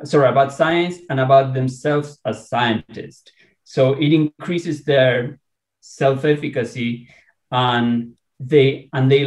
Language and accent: English; Argentina; now in San Diego, United States; I am Latino. I am from Argentina, and I do speak Spanish